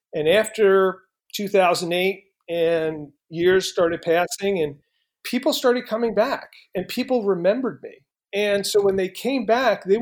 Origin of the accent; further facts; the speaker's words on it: East Coast, United States; moved away; Being from the East Coast